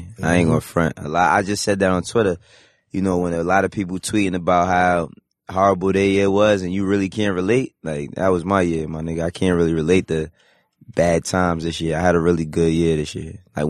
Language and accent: English; New York City, New York, United States; I'm from 119th for Lexington, man.